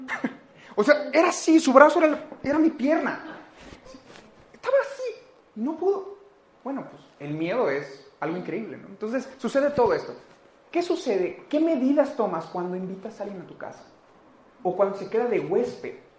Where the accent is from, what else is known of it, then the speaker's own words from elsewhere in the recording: Mexico; Como cultura mexicana, como cultura latina